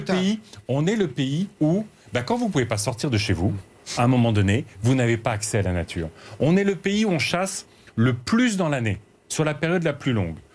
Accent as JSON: {"language": "French", "area": "Aisne, Picardy", "region": "Hauts-de-France", "country": "France", "said": "je viens de Picardie, je viens de l'Aisne. Et dans mon village"}